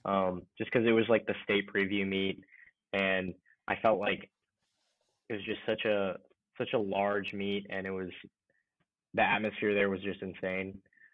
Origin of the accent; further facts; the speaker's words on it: Allen, Texas, United States; Being like from Allen, so it's a nice little town, nice little city. It's like they're just north of Dallas, sort of like a suburban sort of place.